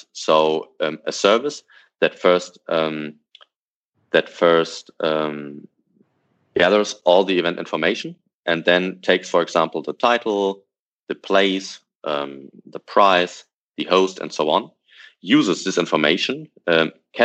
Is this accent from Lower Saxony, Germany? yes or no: yes; Hanover, Lower Saxony, Germany; from my hometown, from Hanover